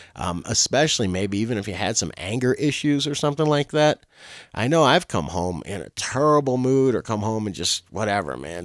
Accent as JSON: {"language": "English", "region": "Florida", "country": "United States", "said": "I'm from Florida."}